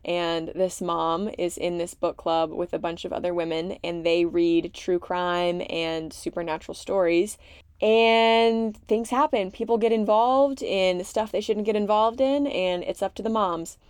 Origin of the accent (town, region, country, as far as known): Gloucester, Massachusetts, United States; born or raised there; moved away as an adult